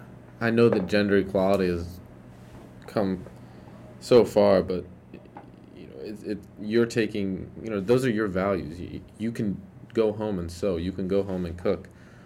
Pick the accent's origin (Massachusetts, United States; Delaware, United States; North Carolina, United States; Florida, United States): Delaware, United States; Wilmington; now in Chester County, United States; And I grew up in Wilmington